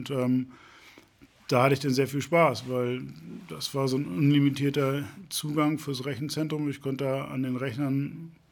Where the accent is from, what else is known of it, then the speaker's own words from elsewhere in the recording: Mölln, Schleswig-Holstein, Germany; now in Hamburg, Germany; Nee, aber ich komme aus dem, aus dem Speckgürtel, aus Mölln. Das ist ähm, 65 Kilometer entfernt von hier. Ähm, also ehemaliges Zonenrandgebiet.